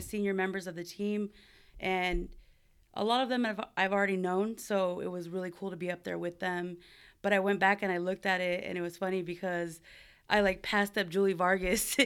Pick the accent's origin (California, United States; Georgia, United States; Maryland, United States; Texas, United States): California, United States; Buena Park; also born or lived in Cypress, California; now in San Diego, United States; I am from Southern California, born and raised